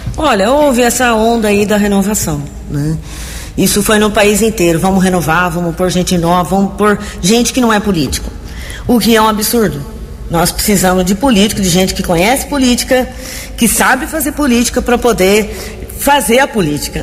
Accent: Americana, São Paulo, Brazil; born or raised there

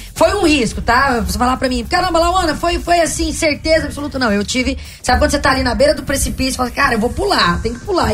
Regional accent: Araguaína, Tocantins, Brazil; moved away; also born or lived in Goiânia, Goiás; eu saí de Goiânia, fui pro Tocantins, e fui criada lá no estado.

